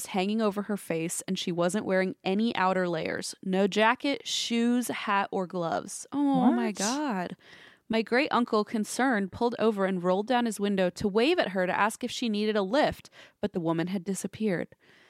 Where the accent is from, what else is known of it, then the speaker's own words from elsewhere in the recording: Alaska, United States; now in London, United Kingdom; Between growing up in Alaska and now living in London, I've got some other spooky tales